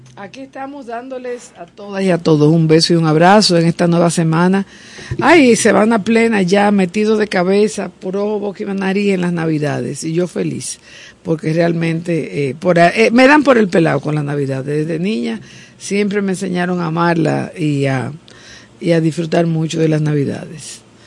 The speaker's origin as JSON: {"language": "Spanish", "country": "Dominican Republic"}